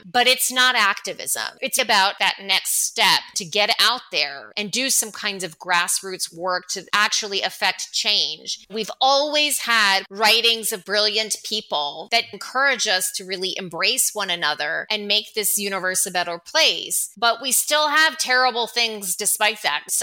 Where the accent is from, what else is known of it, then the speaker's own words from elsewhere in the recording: Michigan, United States; born there; also born or lived in Delaware County, United States / North Carolina, United States / St. Louis, United States; now in Atlanta, United States; Been a resident of Delaware County in Pennsylvania for 10 years. I've lived in North Carolina and St. Louis and Michigan, where I was born